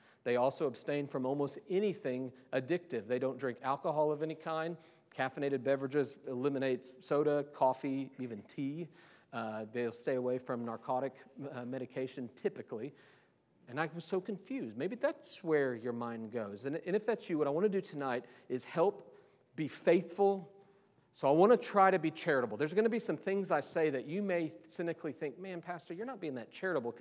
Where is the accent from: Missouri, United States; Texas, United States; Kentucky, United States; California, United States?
Missouri, United States; Kansas City; moved away; I'm from Kansas City many years ago